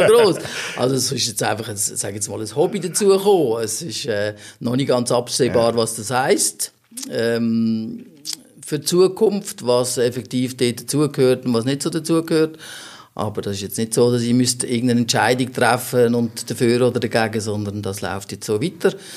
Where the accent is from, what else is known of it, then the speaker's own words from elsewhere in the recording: Wettingen, Aargau, Switzerland; bin dort äh, auch aufgewachsen im Ort